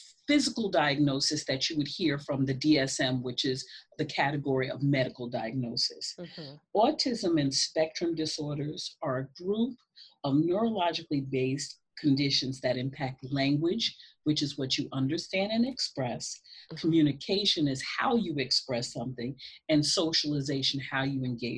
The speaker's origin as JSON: {"language": "English", "town": "North Babylon", "region": "New York", "country": "United States", "tie": "born or raised there", "said": "I grew up in Long Island, North Babylon, okay. New York"}